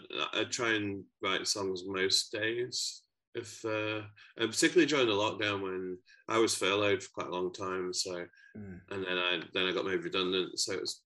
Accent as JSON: {"language": "English", "region": "Yorkshire and the Humber", "country": "United Kingdom", "moved": "yes", "lives_now": "Glasgow, United Kingdom", "said": "My dad's side of the family is from Glasgow, but I moved here about 17 years ago, so I'm from Yorkshire originally."}